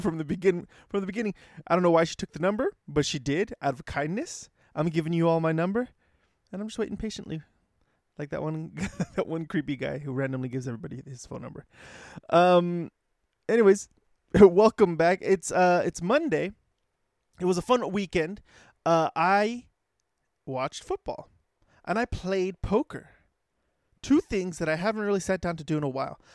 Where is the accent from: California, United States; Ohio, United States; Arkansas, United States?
California, United States; Los Angeles; being from L